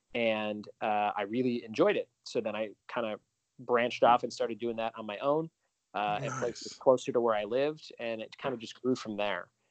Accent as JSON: {"language": "English", "town": "Chicago", "region": "Illinois", "country": "United States", "moved": "yes", "said": "I'm originally from Chicago, so I do a lot of shows back there from time to time"}